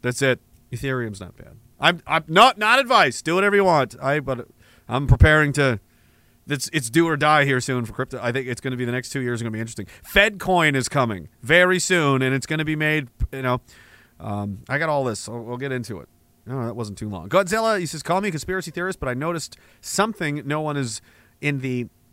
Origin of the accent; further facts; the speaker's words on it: East Coast, Atlantic Canada, Canada; I'm from the East Coast.